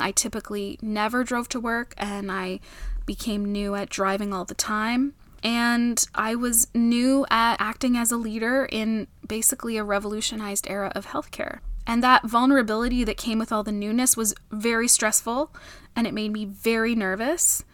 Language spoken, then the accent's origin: English; Canada; I'm Canadian